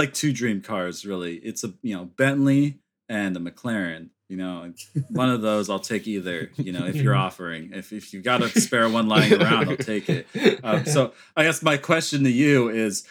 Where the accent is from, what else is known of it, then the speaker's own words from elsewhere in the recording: Sonoma County, California, United States; being a Californian